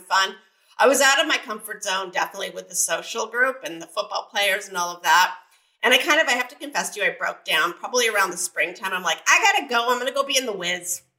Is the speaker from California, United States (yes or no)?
yes; San Diego, California, United States; also born or lived in Mesa, Arizona; I grew up in Point Loma, uh, just right down the road from the military base